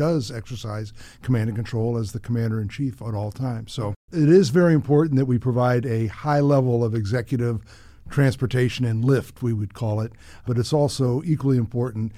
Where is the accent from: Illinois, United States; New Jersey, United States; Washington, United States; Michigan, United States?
New Jersey, United States; moved away as an adult; also born or lived in Appleton, Wisconsin; I was born in Appleton, Wisconsin, went to high school in New Jersey